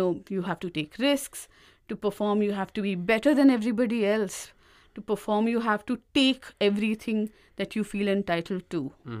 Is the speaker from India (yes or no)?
yes; Uttar Pradesh, India; And all of this got answered when I was living in my hometown. It's mm-hmm. a small town in UP